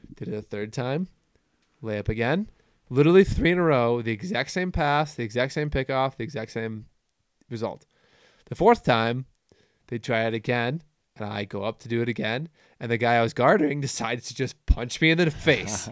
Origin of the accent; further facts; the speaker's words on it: United States; I'm an American